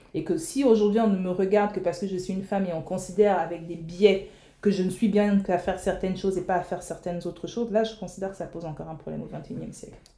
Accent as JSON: {"language": "French", "country": "Republic of the Congo", "said": "en tant que Congolaise"}